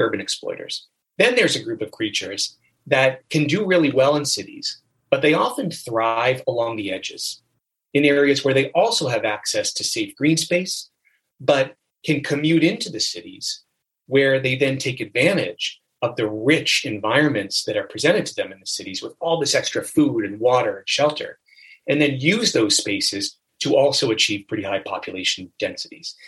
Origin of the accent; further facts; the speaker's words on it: United States; also born or lived in Hershey, Pennsylvania / Florida; I grew up mostly on the East Coast in Pennsylvania and in Florida